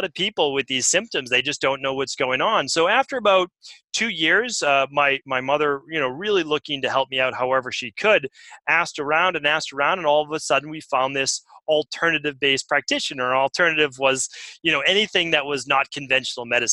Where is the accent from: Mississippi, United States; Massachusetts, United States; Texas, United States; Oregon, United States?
Massachusetts, United States; Medford; where I grew up in Medford, Massachusetts